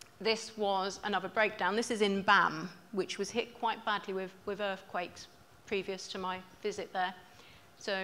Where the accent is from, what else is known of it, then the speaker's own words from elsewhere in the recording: England, United Kingdom; I'm from England